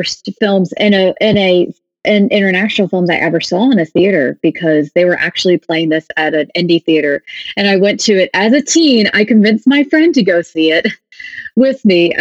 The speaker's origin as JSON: {"language": "English", "region": "the South", "country": "United States", "tie": "born or raised there", "said": "I grew up in the South. I'm still in the South"}